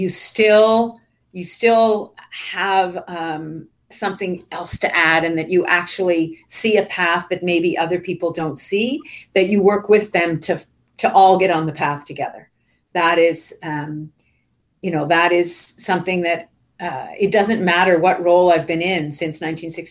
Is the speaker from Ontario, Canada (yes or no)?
yes; Richmond Hill, Ontario, Canada; I grew up in Richmond Hill, Ontario